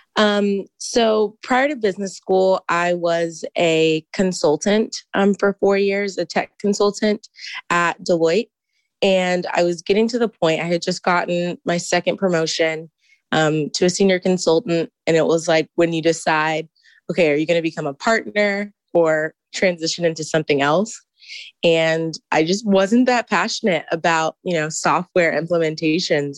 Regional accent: Houston, Texas, United States; moved away as an adult; now in Ann Arbor, United States; I am from Houston

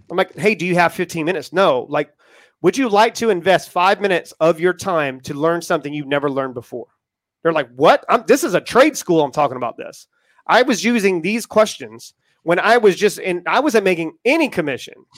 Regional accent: Charleston, South Carolina, United States; moved away as an adult; I come from Charleston, South Carolina

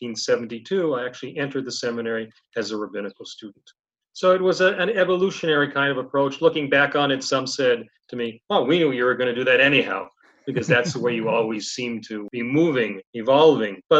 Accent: Toronto, Ontario, Canada; I was born in Toronto, Canada

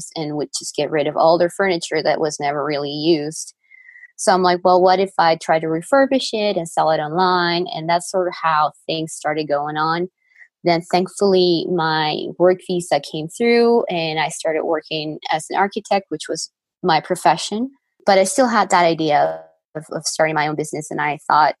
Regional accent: Lima, Peru; moved away as an adult; now in Colorado, United States; I am from Lima, Peru. I grew up there. I lived there my whole life.

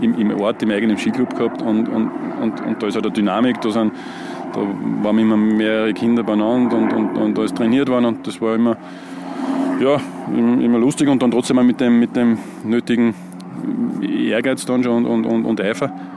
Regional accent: Göstling an der Ybbs, Lower Austria, Austria; Eigentlich bin ich aus Gößlinger und, und bin im Steinbachtal aufgewachsen. Habe dort meine Kindheit verbracht

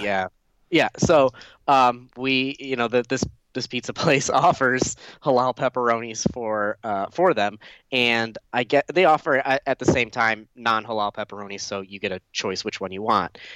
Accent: Detroit area, Michigan, United States; close to my hometown. Dearborn's, you know, fifteen, twenty minutes from where I live

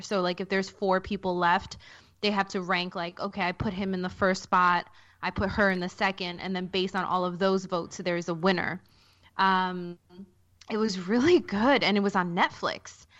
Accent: New York City, New York, United States; I'm from Queens

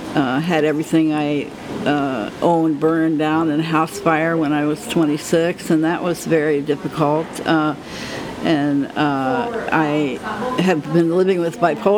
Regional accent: Maryland, United States; moved away as an adult; also born or lived in Idaho; I grew up in Maryland

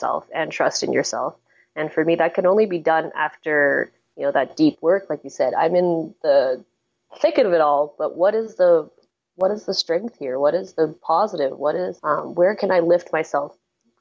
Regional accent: Canada; also born or lived in Hong Kong; I was born in Hong Kong, but I was raised in Canada since I was like a baby, since I was 6 months old.

